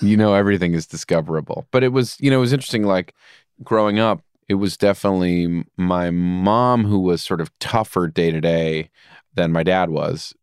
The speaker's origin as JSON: {"language": "English", "town": "Rye", "region": "New York", "country": "United States", "tie": "born or raised there", "said": "Rye is a very beautiful place to grow up and very privileged."}